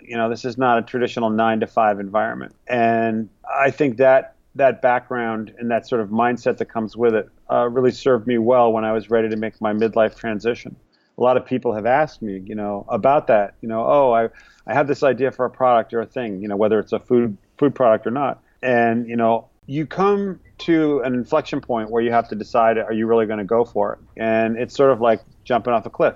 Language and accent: English; New England, United States; moved away as an adult; now in New York City, United States; I learned to make pickles with my family growing up in New England. We spent the summers in Vermont